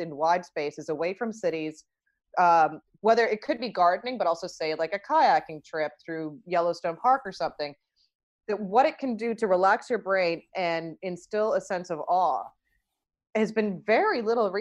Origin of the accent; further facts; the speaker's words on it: Toronto, Ontario, Canada; I grew up in Toronto